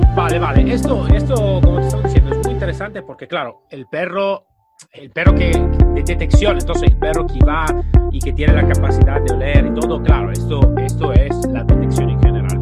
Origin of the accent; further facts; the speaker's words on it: Italy; Spanish is a second language; yo soy italiano